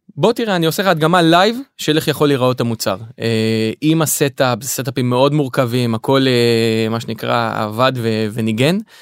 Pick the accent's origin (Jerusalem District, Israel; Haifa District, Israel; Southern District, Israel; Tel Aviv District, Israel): Haifa District, Israel; Kiryat Motzkin; במקור אני מהצפון אה, נולדתי בחיפה גדלתי בקריית מוצקין